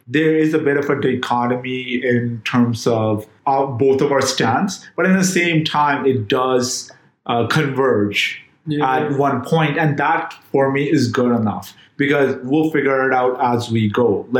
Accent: Jamaica; I'm from Jamaica.

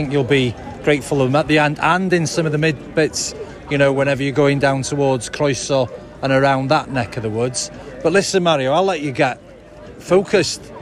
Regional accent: Brecon, Wales, United Kingdom; I'm from Brecon.

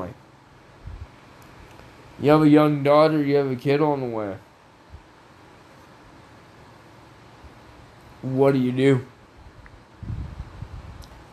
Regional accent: Canada

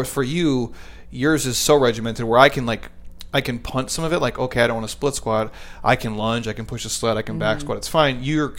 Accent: Midwest, United States; I'm from the Midwest, so like that's what you do.

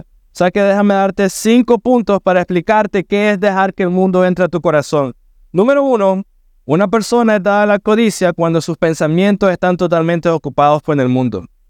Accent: Managua, Nicaragua; now in Matagalpa, Nicaragua; somos nacimos en Managua, mi esposo y yo

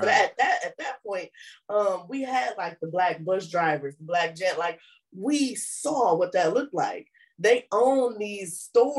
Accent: Flint, Michigan, United States; I was born and raised on the north side, but we were raised right on Genesee Street between Trumbull and Brownell

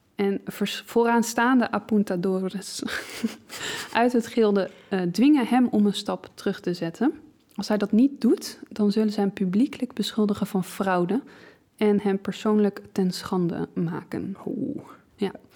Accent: Leiden, South Holland, Netherlands; als Leidse

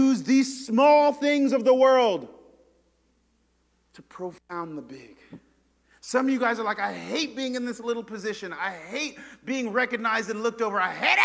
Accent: New York, United States; now in Memphis, United States; I say from New York

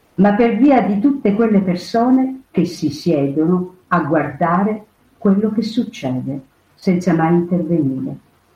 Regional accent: Sicily, Italy; Io sono siciliana

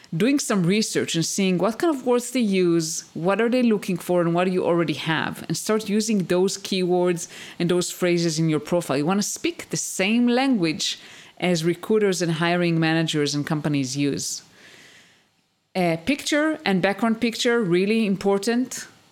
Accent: Israel; moved away as an adult; also born or lived in United States; I used to live in the US and we moved back to my home country, to Israel.

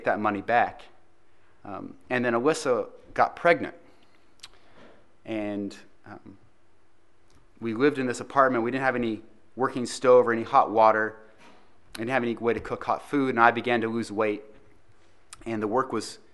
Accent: United States; accent: American; now in Christchurch, New Zealand; my American accent and my American sports where we wear pads

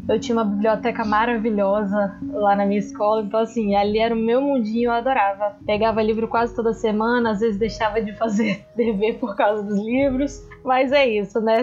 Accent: Vitória, Espírito Santo, Brazil; sou de Vitória, Espírito Santo

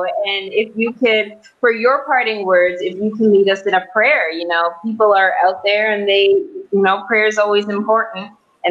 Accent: Toronto, Ontario, Canada; moved away; Giselle and I, we're both from Toronto

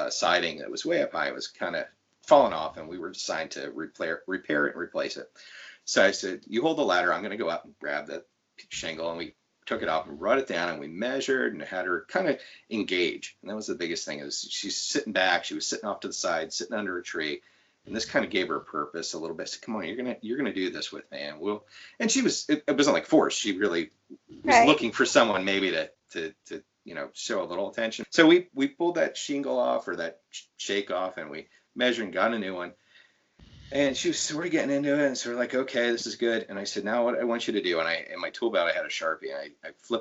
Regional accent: Lancaster County, Pennsylvania, United States; I grew up in the Lancaster County area

